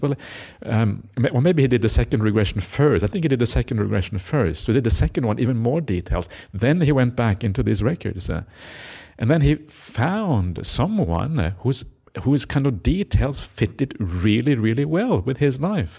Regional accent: Norway; moved away; I grew up in Norway

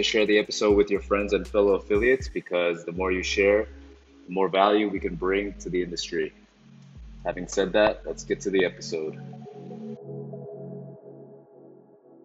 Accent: Toronto, Ontario, Canada; moved away as an adult; now in Bangkok, Thailand; I was born and raised in Toronto, Canada, and now based in Bangkok.

